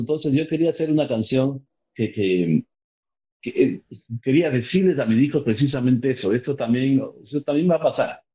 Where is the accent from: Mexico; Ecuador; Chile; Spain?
Ecuador; moved away; also born or lived in Miami; soy fuera del Ecuador